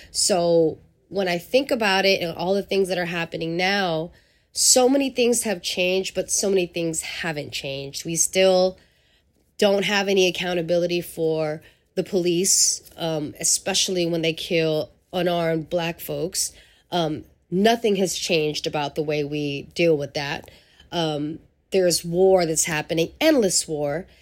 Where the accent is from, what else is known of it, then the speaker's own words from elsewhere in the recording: San Francisco, California, United States; also born or lived in Angeles City, Philippines; growing up in San Francisco, to me, in the early eighties, um, and nineties was a blessing as a young person of color